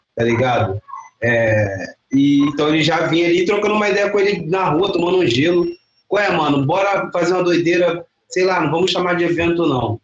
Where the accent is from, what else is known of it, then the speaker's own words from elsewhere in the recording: Duque de Caxias, Rio de Janeiro, Brazil; Sou da Baixada Fluminense, cria de Caxias